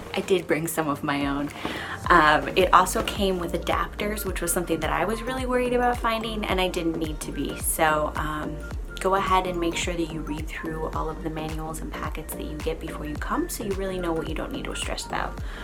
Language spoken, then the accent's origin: English; Chicago, Illinois, United States; moved away as an adult; now in London, United Kingdom; I'm from the Chicagoland area